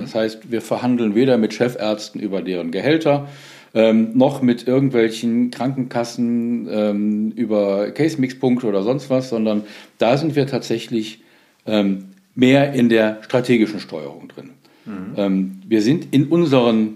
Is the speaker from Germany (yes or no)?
yes; Solingen, North Rhine-Westphalia, Germany; also born or lived in Wuppertal; ich bin 1965 geboren in Solingen, da wo die Messer herkommen. Ja. Da bin ich auch aufgewachsen